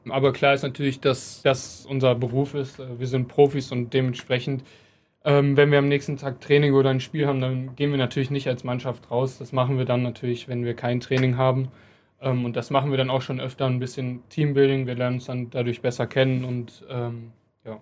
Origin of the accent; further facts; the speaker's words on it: Krefeld, North Rhine-Westphalia, Germany; ich bin in meiner Heimat, ich bin hier geboren, ich habe meine Familie hier